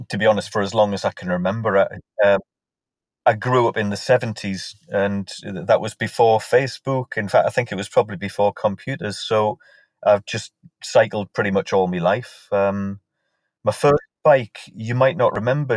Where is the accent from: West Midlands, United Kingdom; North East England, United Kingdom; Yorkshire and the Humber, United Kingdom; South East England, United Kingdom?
North East England, United Kingdom; Morpeth; my hometown of Morpeth in Northumberland